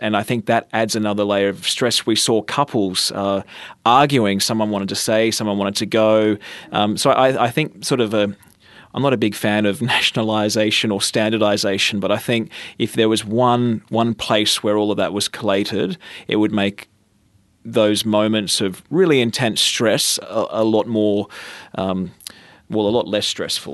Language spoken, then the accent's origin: English; Batemans Bay, New South Wales, Australia; My hometown is Bateman's Bay. That's where I grew up.